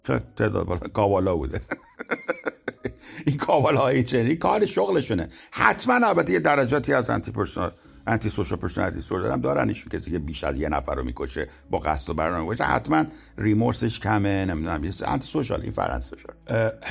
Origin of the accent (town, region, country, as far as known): Isfahan, Iran; born or raised there